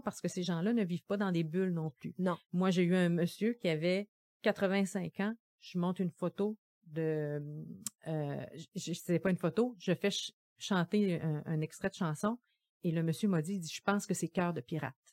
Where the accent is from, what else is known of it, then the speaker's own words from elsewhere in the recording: Gaspésie, Quebec, Canada; now in Quebec City, Canada; je viens de la Gaspésie